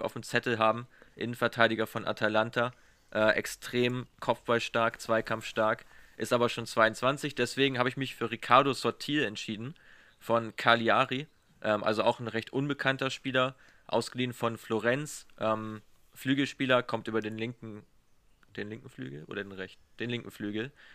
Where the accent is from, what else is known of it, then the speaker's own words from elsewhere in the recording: Germany; als Deutscher